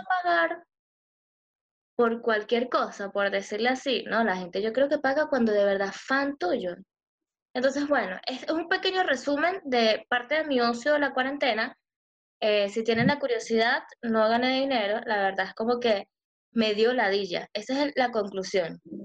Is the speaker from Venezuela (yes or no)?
yes; Venezuela; moved away; soy de Venezuela